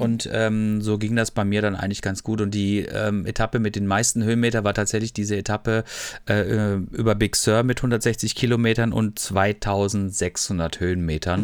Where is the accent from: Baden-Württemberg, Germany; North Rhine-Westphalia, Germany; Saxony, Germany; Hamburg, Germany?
Baden-Württemberg, Germany; Freiburg; Ich komme aus Freiburg eigentlich ursprünglich